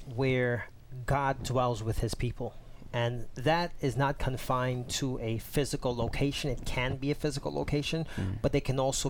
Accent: New York City, New York, United States; I'm from the one and only Brooklyn, New York.

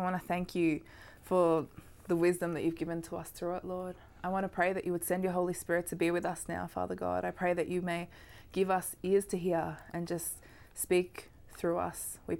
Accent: Australia; I'm special because I'm Australian

